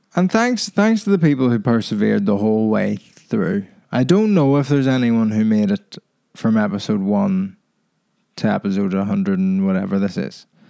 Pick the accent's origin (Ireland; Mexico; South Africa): Ireland; now in England; my thoughts on being Irish